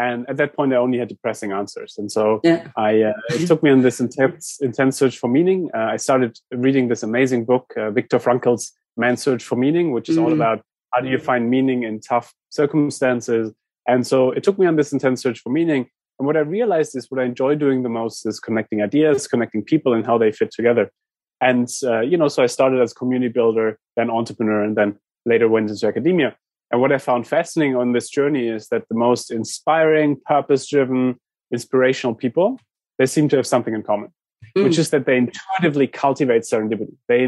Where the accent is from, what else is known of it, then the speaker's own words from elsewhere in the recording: San Francisco, California, United States; I'm stuck in London. I'm from San Francisco. I'm stuck in London.